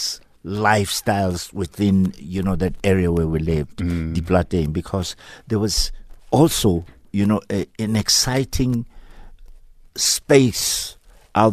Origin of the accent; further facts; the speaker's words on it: Shantytown, Gauteng, South Africa; I was born in Shantytown